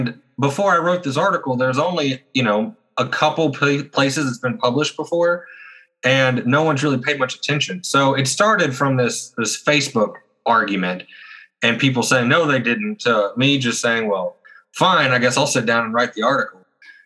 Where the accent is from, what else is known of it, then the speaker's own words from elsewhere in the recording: Oklahoma, United States; I'm from Oklahoma